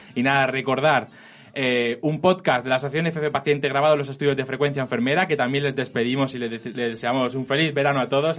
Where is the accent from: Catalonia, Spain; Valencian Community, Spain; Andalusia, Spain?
Valencian Community, Spain; Elche; moved away; yo soy de Elche